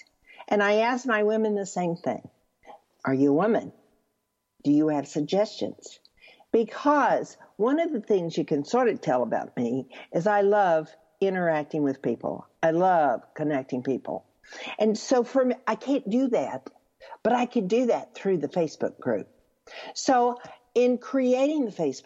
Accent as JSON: {"language": "English", "region": "Texas", "country": "United States", "said": "I'm from Texas"}